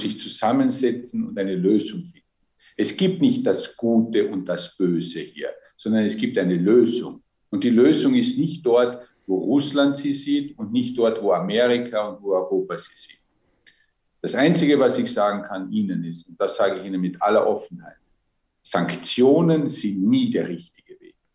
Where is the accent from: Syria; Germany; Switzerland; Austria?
Austria; Als Österreicher